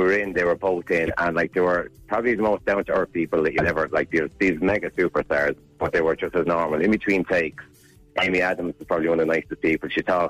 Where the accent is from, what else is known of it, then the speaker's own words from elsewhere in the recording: Kilkenny, Leinster, Ireland; when I was growing up in Kilkenny.